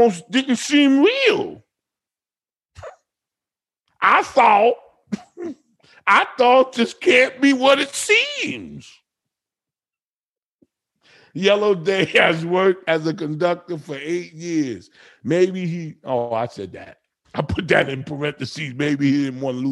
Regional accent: New Jersey, United States; I'm from Jersey.

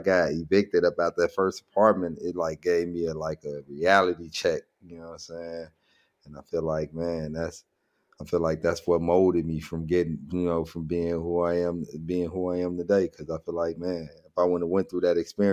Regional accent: Chicago, Illinois, United States; I grew up a lot, most of my years over East, but I was born on the West Side, and all the way up to like maybe sixth grade is is when I moved from the west side to the south

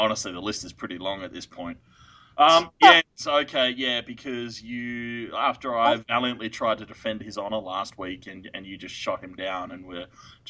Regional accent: Australia; Yeah, I'm Australian.

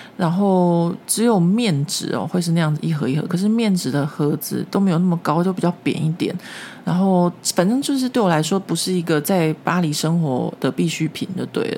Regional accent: Taiwan; moved away as an adult; now in Paris, France; 因为我们台湾传统的教育和文化下面

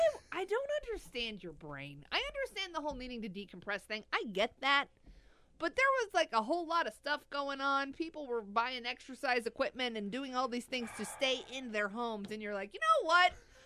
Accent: Missouri, United States; Because I am from Missouri.

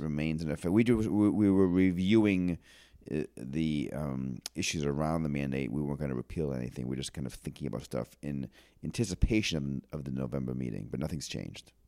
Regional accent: Auburn, Maine, United States; close to where we grew up in Auburn

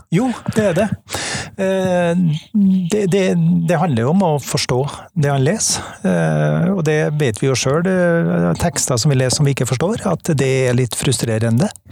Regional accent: Trøndelag, Norway; accent: Trønder dialect; Jeg er trønder. Det, dialekta avslører jo det

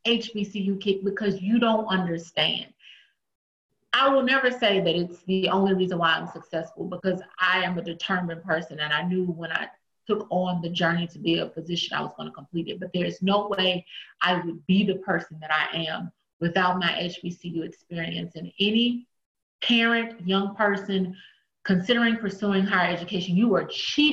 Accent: Shreveport, Louisiana, United States; moved away as an adult; also born or lived in Philadelphia / Washington, D.C.; I am from Shreveport, Louisiana. I am a small town country girl from Louisiana

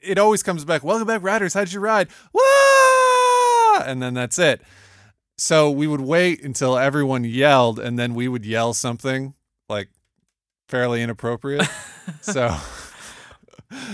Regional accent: Toledo, Ohio, United States; moved away; I grew up in Toledo

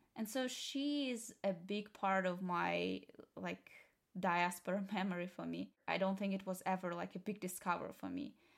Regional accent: Sakhalin Oblast, Russia; born or raised there; English is a second language; moved away as an adult; now in United States

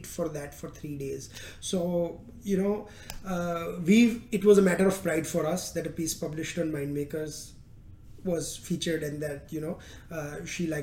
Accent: India; moved away; as an Indian

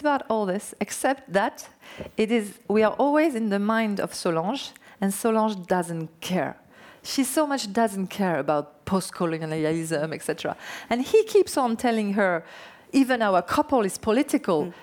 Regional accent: French Basque Country, Nouvelle-Aquitaine, France; English is a second language; i was born in Basque country

